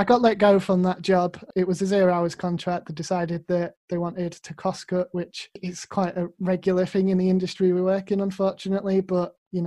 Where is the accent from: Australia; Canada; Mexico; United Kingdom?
United Kingdom; Grimsby, Yorkshire and the Humber; moved away as an adult; also born or lived in Sunderland; now in Leeds, United Kingdom; So I'm originally from Grimsby in Lincolnshire, but I'm living in Leeds now.